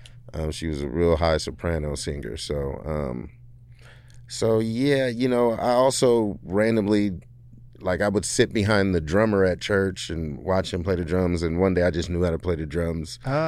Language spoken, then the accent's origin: English; Detroit, Michigan, United States; also born or lived in Indiana; I grew up in Detroit.